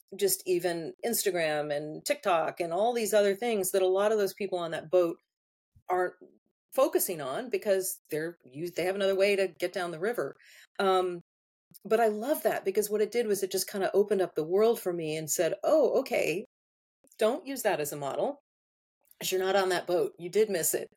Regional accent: United States; I'm so spoiled by having all the amenities that I have as an American

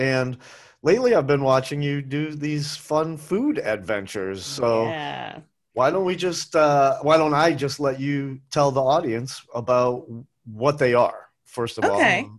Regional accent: the North, Northern United States, United States; now in Asheville, United States; I'm a Northerner. So I grew up with cake style donuts and Dunkin' Donuts.

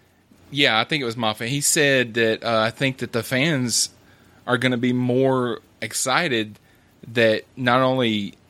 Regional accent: United States; even as an American

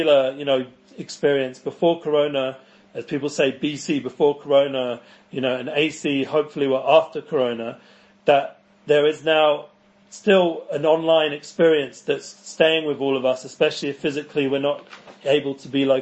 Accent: London, United Kingdom; moved away as an adult; now in Israel; I grew up in North London in the entertainment world

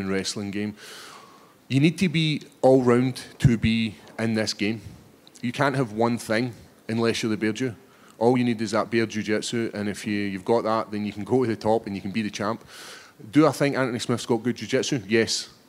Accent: Scotland, United Kingdom; Scotland, my home country

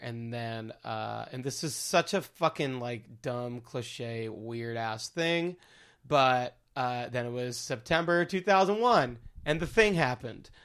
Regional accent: Baldwin, New York, United States; born or raised there; now in Brooklyn, United States

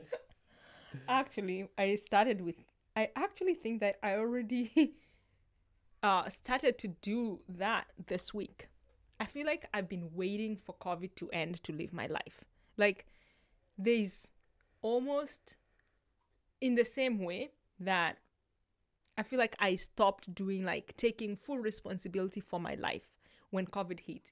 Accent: Kenya; moved away; I grew up in Kenya

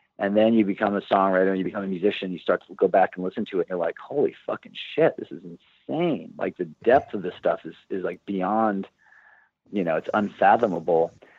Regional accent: Santa Barbara, California, United States; moved away as an adult; also born or lived in Los Angeles; We grew up in Santa Barbara.

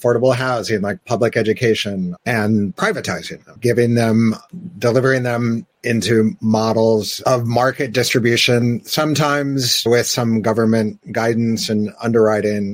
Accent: United States; we, being Americans

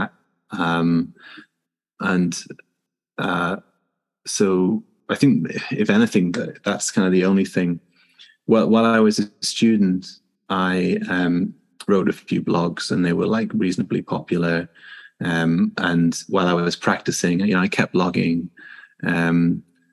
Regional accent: Newcastle upon Tyne, North East England, United Kingdom; moved away as an adult; now in Houston, United States; I'm a physiotherapist from Newcastle in the north of England

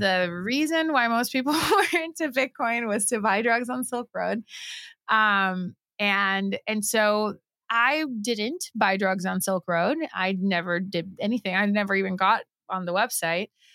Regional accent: Puerto Rico; I was born and raised in Puerto Rico.

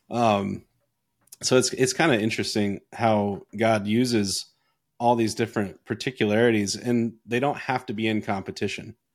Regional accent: Canada; born there; I, I was born in Canada.

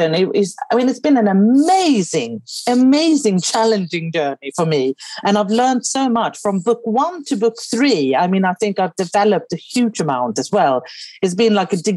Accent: Sweden; first language Swedish; English is a second language; now in England; I'm obviously Swedish

